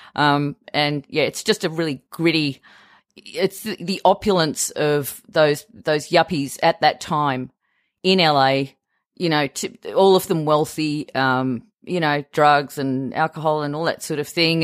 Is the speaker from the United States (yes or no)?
no; Australia